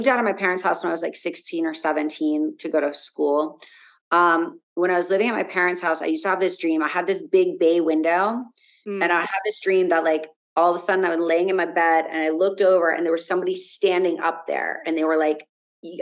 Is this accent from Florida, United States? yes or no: yes; South Florida, United States; growing up in South Florida, it was very easy, you know, being around here